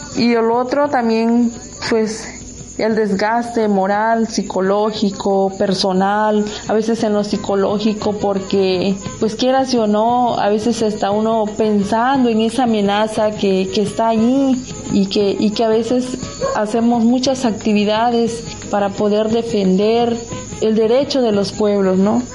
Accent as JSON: {"language": "Spanish", "region": "Costa region of Oaxaca", "country": "Mexico", "said": "la región costa del estado de Oaxaca"}